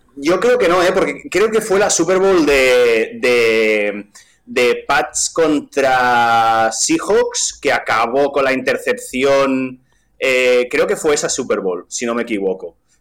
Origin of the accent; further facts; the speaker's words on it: Vilanova i la Geltrú, Catalonia, Spain; accent: Catalan; first language Catalan; Spanish is a second language; yo soy, soy de Vilanoveles del Tru, que es un pueblo que está al lado de Siches